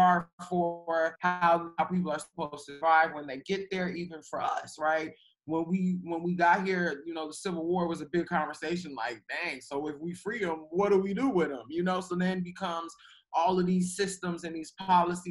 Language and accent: English; Chicago, Illinois, United States; I'm from Chicago, but, you know, spending time in Alabama and all these rural places